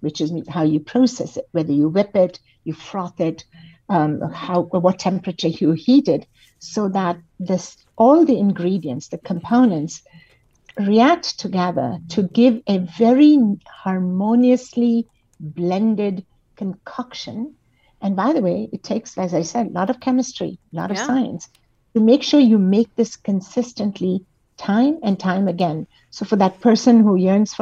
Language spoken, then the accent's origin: English; India; moved away; I come originally from India